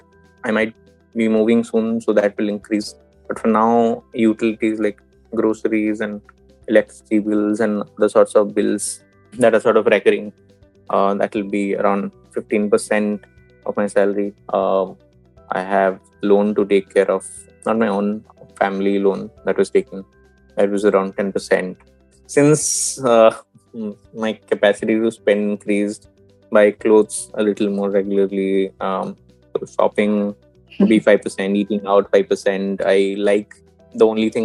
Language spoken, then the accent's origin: English; Bhubaneswar, Odisha, India; where I stay, which is Bhubaneswar, my hometown